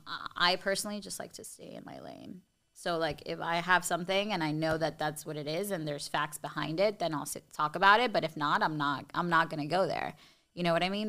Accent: Miami, Florida, United States; working in my hometown on T V at a station that I used to, like, you know, I grew up watching.

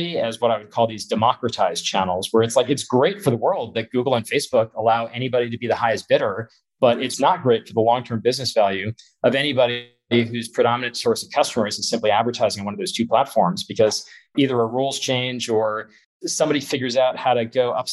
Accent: Florida, United States; moved away as an adult; now in California, United States; I was from Florida.

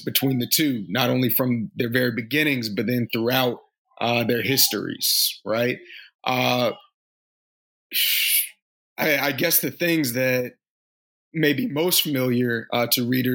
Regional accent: North Carolina, United States; I'm from North Carolina

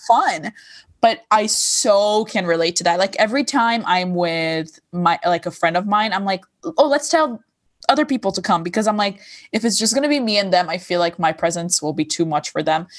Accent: Lebanon; accent: Lebanese; English is a second language; moved away; I did grow up in Lebanon

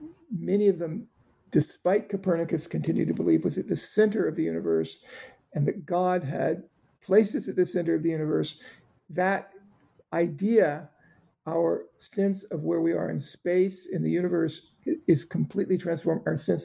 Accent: Georgia, United States; I grew up in South Georgia. I even remember seeing wave after wave of American fighter jets flying south into Florida during the Cuban Missile Crisis, right over the island I grew up on.

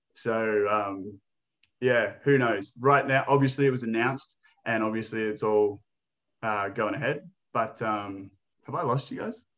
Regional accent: Australia; I'm Aussie.

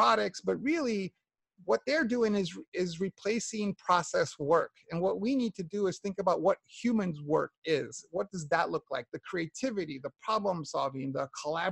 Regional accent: New York, United States; I grew up in New York in the 60s and 70s and 80s

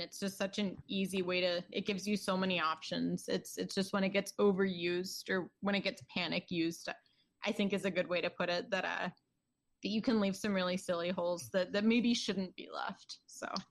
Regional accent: Towson, Maryland, United States; I was born in Towson, Maryland

